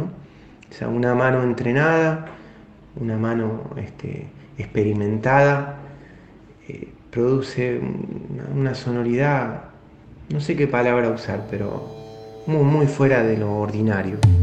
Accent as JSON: {"language": "Spanish", "town": "Colón", "region": "Buenos Aires Province", "country": "Argentina", "tie": "born or raised there", "also_born_or_lived": "Avellaneda", "said": "mi pueblo es cerca de Pergamino, se llama Colón, está a 50 kilómetros de Pergamino"}